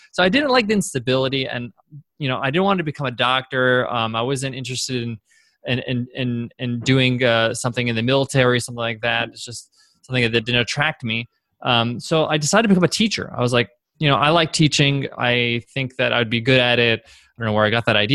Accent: Long Island, New York, United States; I grew up in Long Island, New York is where I'm from

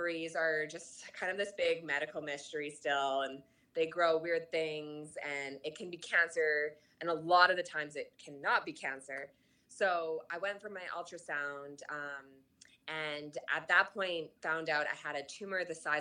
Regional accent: Canada; I'm Canadian

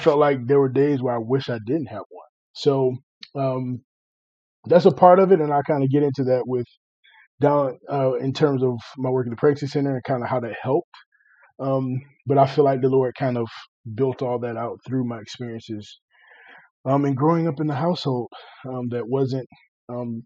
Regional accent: Chesapeake, Virginia, United States; moved away; also born or lived in Greenville, North Carolina; I'm originally from Chesapeake, Virginia. So grew up there

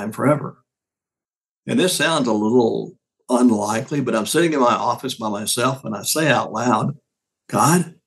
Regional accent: Deep South, United States; growing up in the Deep South

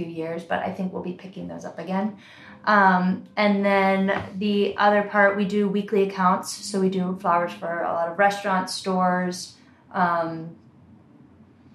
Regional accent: Delaware, United States; I grew up in Delaware

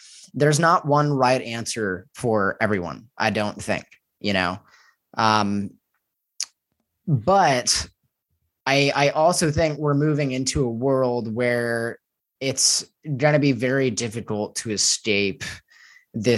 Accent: United States; moved away as an adult; now in Mexico; growing up as an American

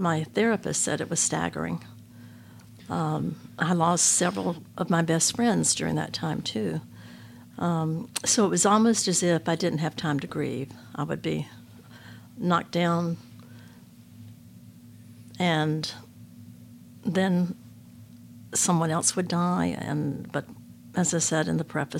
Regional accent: Jacksonville, Florida, United States; the home we grew up in Jacksonville, Florida

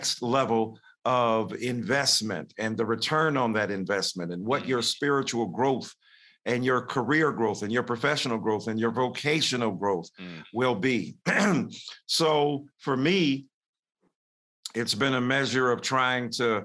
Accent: Detroit, Michigan, United States; I'm in a segregated school, even though I'm living up north in Detroit

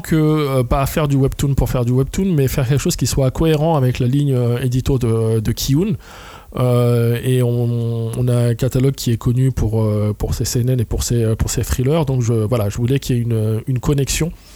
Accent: Trappes, Île-de-France, France; la ville d'où je viens, de Trappes, donc dans les Yvelines

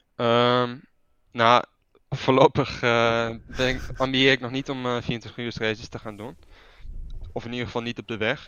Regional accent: Netherlands; moved away as an adult; now in Italy; toen ik opgroeide in Nederland

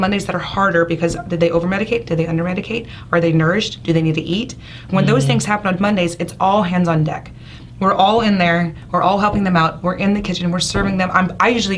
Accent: Bayou Lafourche, South Louisiana, United States; I'm from South Louisiana. I grew up in Baie Lafourche.

